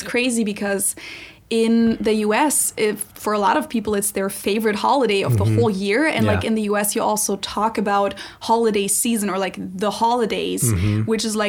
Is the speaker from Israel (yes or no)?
no; Munich, Bavaria, Germany; now in Cincinnati, United States; I'm a German from Munich, Germany, who lives in Cincinnati, Ohio.